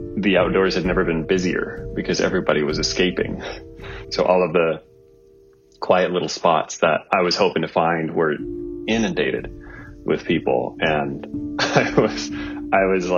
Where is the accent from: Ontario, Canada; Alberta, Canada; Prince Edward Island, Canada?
Ontario, Canada; Northern; I'm from Northern Ontario